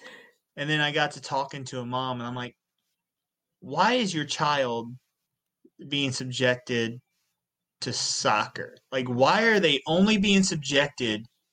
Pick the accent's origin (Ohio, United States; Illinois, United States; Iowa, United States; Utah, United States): Illinois, United States; Southern; I come from a 3-stoplight town in Southern Illinois